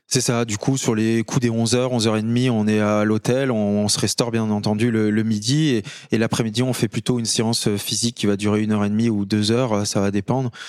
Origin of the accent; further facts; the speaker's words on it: Courchevel, Auvergne-Rhône-Alpes, France; also born or lived in Annecy; je viens de Courchevel, en Savoie. J'ai 32 ans aujourd'hui. J'ai grandi, on va dire, entre euh, la montagne et Annecy aussi